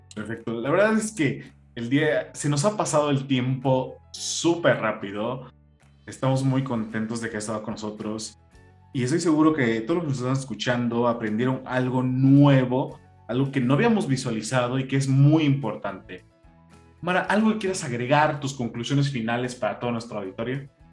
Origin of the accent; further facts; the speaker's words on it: Mexico; Sabemos que como mexicanos